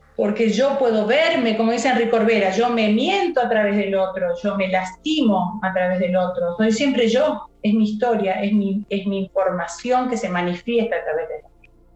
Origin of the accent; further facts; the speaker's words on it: Villa Carlos Paz, Córdoba, Argentina; soy de Carlos Paz